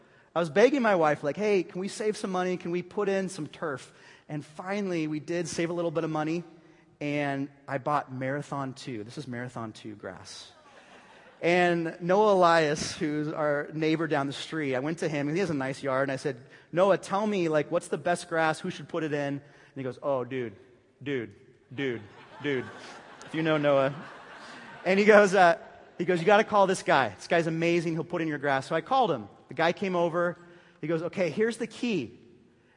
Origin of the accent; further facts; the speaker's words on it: Bay Area, California, United States; moved away; I was from the Bay Area